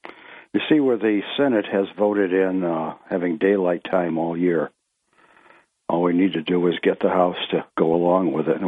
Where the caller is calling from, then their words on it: Ithaca, New York, United States; … of Greater Ithaca would like to speak about daylight.